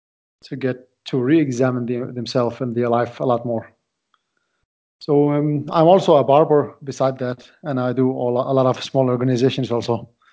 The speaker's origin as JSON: {"language": "English", "country": "Iraq", "second_language": "English", "moved": "as an adult", "lives_now": "Denmark", "said": "I live in Denmark. I came from Iraq. I moved to Denmark in 2004. So I have been living here for quite time, 16 years already."}